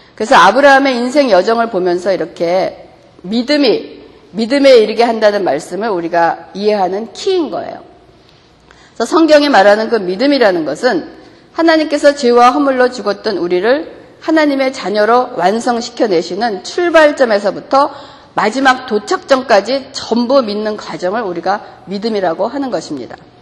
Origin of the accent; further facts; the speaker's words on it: South Korea; 우리가 한국인으로서는